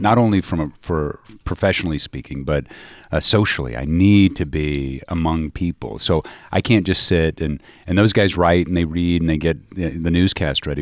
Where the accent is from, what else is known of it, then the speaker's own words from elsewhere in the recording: Dallas, Texas, United States; moved away; also born or lived in Missouri; I grew up in Dallas